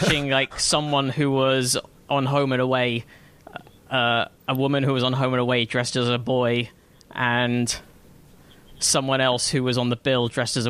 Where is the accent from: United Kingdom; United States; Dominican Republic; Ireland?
United Kingdom